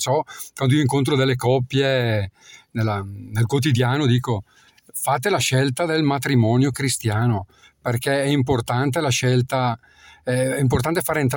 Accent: Botticino, Lombardy, Italy; Allora, io eh, sono di Botticino

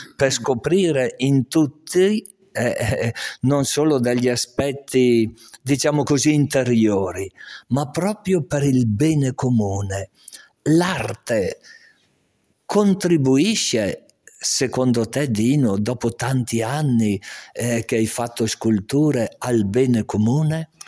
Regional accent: Castenedolo, Lombardy, Italy; io sono originario di Castenedolo

